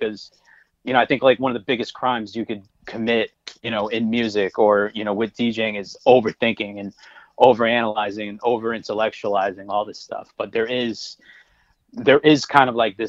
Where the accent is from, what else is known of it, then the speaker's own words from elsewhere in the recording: Connecticut, United States; I grew up in Connecticut